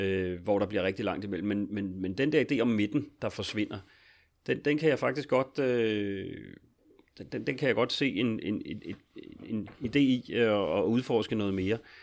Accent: Capital Region of Denmark, Denmark; Nu er jeg jo også fra Region Hovedstaden

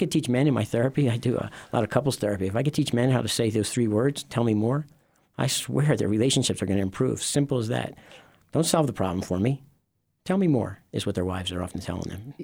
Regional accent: Philadelphia, Pennsylvania, United States; I grew up in Philadelphia

